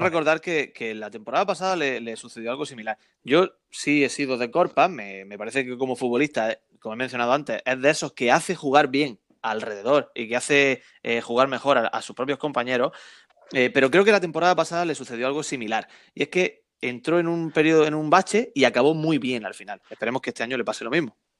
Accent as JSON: {"language": "Spanish", "town": "Almería", "region": "Andalusia", "country": "Spain", "said": "yo soy muy, muy armeniancista, es muy, muy de mi tierra"}